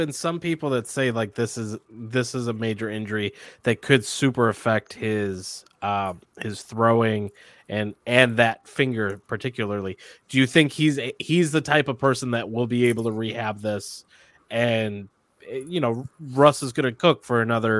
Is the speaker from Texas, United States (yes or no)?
no; Michigan, United States; I'm from Michigan.